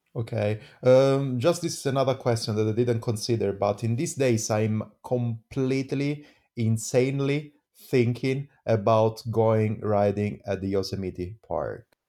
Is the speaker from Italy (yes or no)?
yes; Italy; now in Switzerland; I'm coming from Italy.